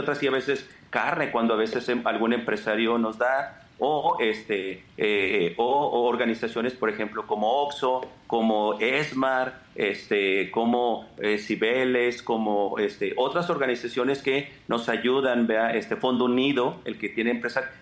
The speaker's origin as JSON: {"language": "Spanish", "country": "Mexico", "said": "somos mexicanos, estamos en una frontera."}